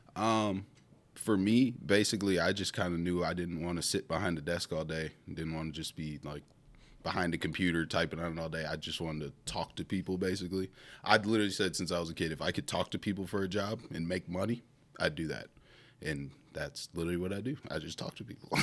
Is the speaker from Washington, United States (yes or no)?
no; Milwaukee, Wisconsin, United States; moved away as an adult; also born or lived in Saint Cloud, Minnesota; now in Minnesota, United States; I am born and raised in Milwaukee, Wisconsin.